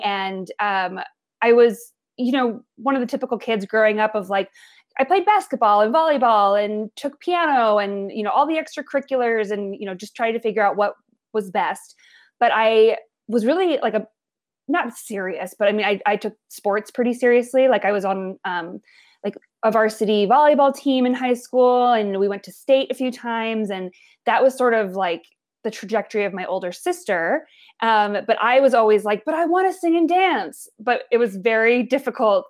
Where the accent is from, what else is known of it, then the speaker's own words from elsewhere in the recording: Billings, Montana, United States; now in New York, United States; I was born and raised in Billings, Montana, which is the largest city in Montana